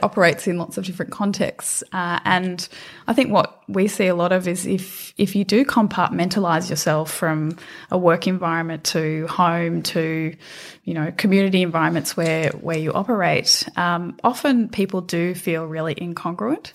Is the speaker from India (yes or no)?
no; Australia; moved away as an adult; also born or lived in London